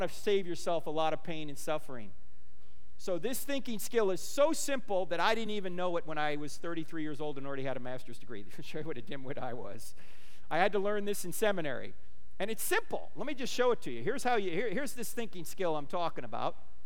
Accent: New Jersey, United States; moved away; I'm originally from New Jersey.

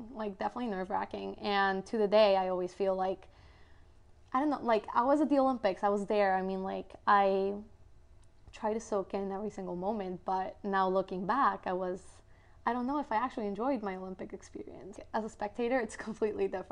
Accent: Guatemala; moved away; I am originally from Guatemala

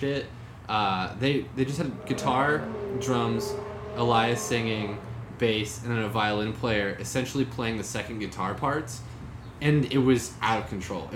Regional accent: United States; I'm American

